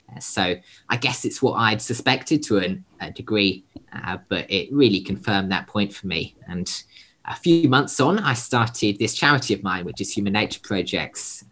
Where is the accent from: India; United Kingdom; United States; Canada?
United Kingdom; now in Sydney, Australia; I'm a British born Australian conservationist.